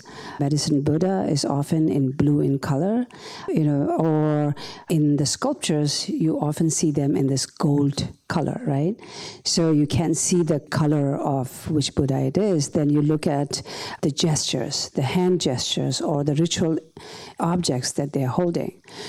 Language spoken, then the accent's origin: English; India; now in New York, United States; growing up in the Tibetan refugee camps in India